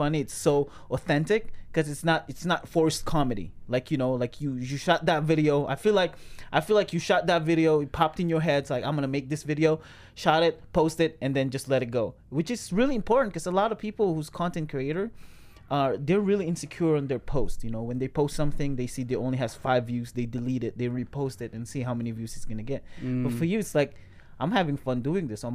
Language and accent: English; Philippines; moved away as an adult; I was born in the Philippines. I moved here 21 years old